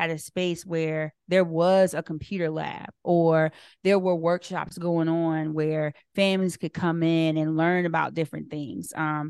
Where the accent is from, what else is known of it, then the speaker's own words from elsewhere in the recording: Lawrenceville, Virginia, United States; But I think back to where I grew up in Lawrenceville, Virginia.